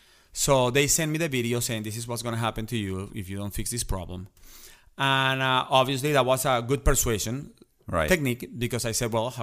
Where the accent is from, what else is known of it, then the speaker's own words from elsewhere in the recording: New York, United States; and I'm a New Yorker. I'm riding my subway.